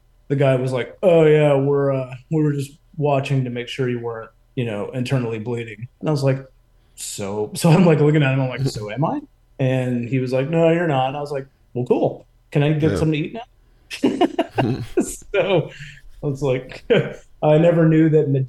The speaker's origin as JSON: {"language": "English", "town": "Houston", "region": "Texas", "country": "United States", "tie": "born or raised there", "also_born_or_lived": "Austin, Texas / Hyderabad, India (ancestry)", "moved": "as an adult", "lives_now": "Atlanta, United States", "said": "I'm born and raised in Houston"}